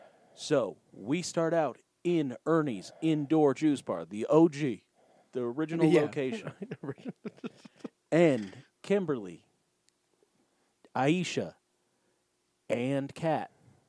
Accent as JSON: {"language": "English", "country": "Australia", "said": "I can't be here. I'm from Australia. I'm not used to this much whipped cream in all of my food."}